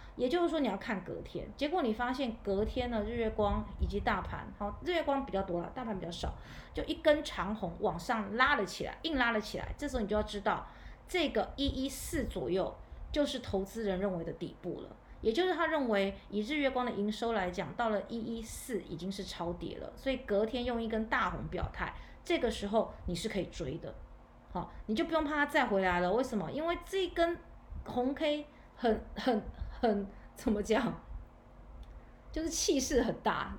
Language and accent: Chinese; Taiwan; 我们台湾这边